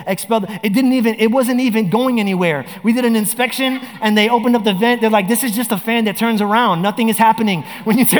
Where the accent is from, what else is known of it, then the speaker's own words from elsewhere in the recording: New York, United States; now in Orlando, United States; I grew up in New York